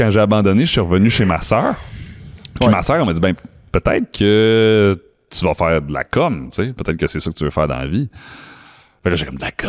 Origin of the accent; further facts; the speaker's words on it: Alberta, Canada; born there; je suis {S0} né en Alberta parce que mes parents sont militaires.